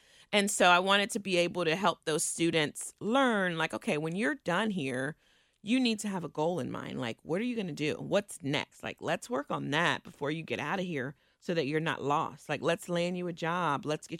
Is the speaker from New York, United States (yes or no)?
no; Cincinnati, Ohio, United States; also born or lived in Indiana; I grew up in Kennedy Heights.